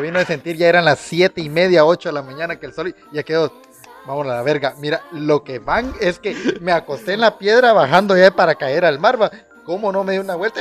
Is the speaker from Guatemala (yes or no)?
yes; Guatemala; siendo porteño